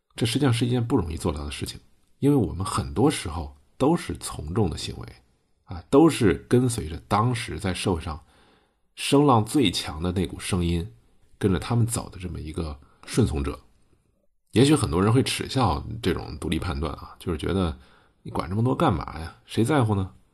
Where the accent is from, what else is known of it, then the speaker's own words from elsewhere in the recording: China; 我们中国人